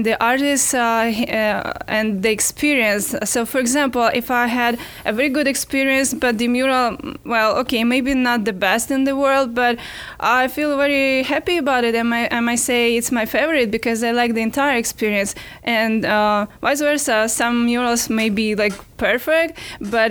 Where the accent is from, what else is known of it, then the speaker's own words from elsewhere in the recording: Ukraine; also born or lived in France; now in Gainesville, United States; I'm originally from Ukraine